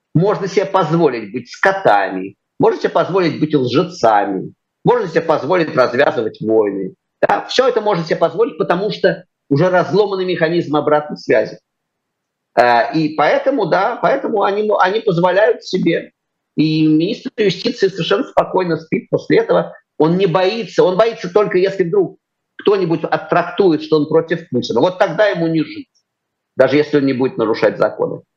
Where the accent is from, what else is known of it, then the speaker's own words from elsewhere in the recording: Moscow, Russia; я, московский мальчик с чистых